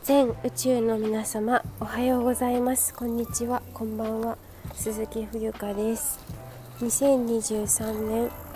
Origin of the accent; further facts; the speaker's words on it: Yokohama, Kanagawa, Japan; 私の地元の、えー、江南台ですね